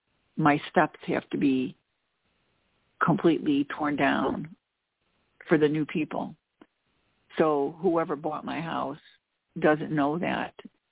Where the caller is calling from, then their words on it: Chicago, Illinois, United States; I'm calling from the Chicago area.